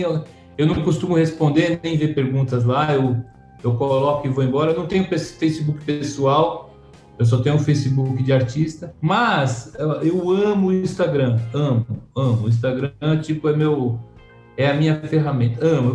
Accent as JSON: {"language": "Portuguese", "region": "São Paulo", "country": "Brazil", "said": "Eu sou de Santa Cecília"}